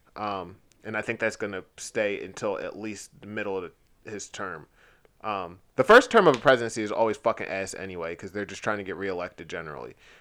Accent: United States; as an American

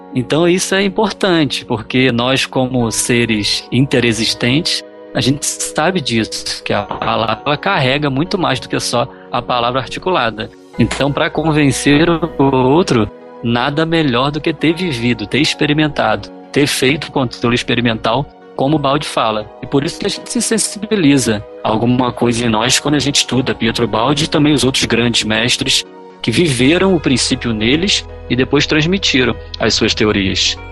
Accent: Niterói, Rio de Janeiro, Brazil; aqui na minha terra, em Niterói

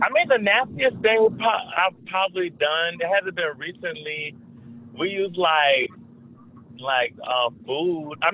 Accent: South Carolina, United States; I'm not a Georgia boy. I'm from South Carolina.

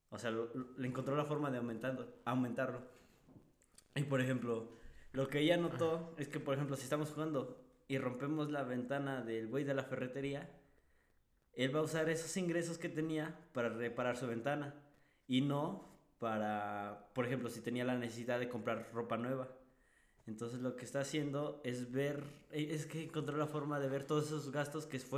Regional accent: Mexico; siento que como mexicano

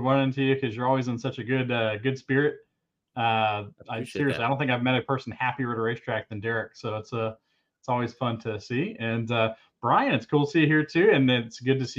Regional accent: The Colony, Texas, United States; moved away as an adult; also born or lived in Carrollton, Texas / Fort Worth, Texas; I'm a native Texan. So I was born in Carrollton, Texas, was raised in the Colony, Texas, and lived in Fort Worth, Texas all the way up until 2021

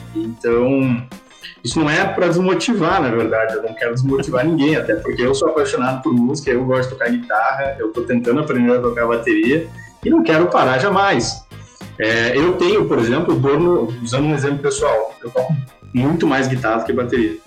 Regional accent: Porto Alegre, Rio Grande do Sul, Brazil; Sou de Porto Alegre, nascido e criado

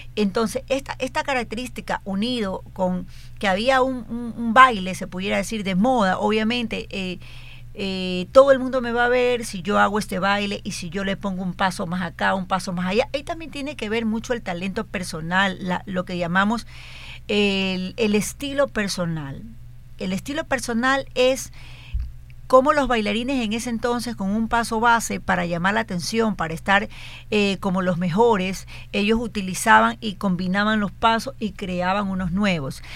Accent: Guayaquil, Guayas, Ecuador; estaba en sexto grado, es decir, tenía 11 años, pero ya entraba a la adolescencia, o sea, en Guayaquil

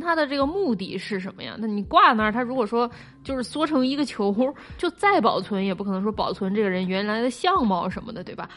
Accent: Nanjing, Jiangsu, China; 我最近作为一个南京人

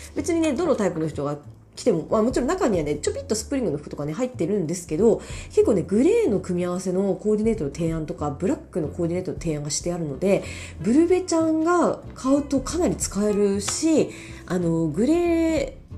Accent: Miyazaki, Japan; 私もねもちろん宮崎出身

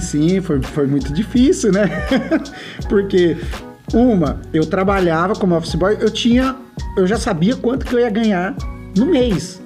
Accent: Brazil; moved away as an adult; now in United States; Brasil é minha, minha terra, é, eu tenho minhas coisas, minha escola, minha família toda

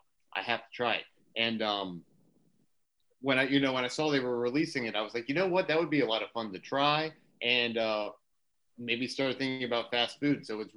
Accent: Maryland, United States; I obviously live in Maryland and I'm from Maryland, but my family is from Pennsylvania.

